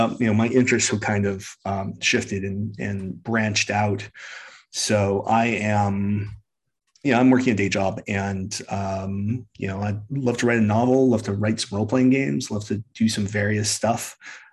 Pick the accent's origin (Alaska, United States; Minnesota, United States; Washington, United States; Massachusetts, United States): Alaska, United States; now in Portland, United States; I am from Alaska. I live in Portland, Oregon